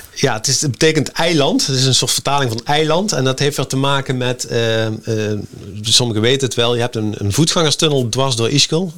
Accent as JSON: {"language": "Dutch", "country": "Netherlands"}